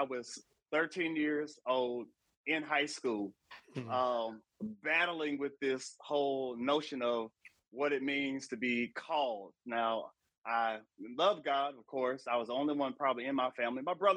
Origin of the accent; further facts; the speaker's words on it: Elyria, Ohio, United States; moved away as an adult; also born or lived in Nashville, Tennessee; I grew up in a small city west of Cleveland called Elyria, about 52,000 people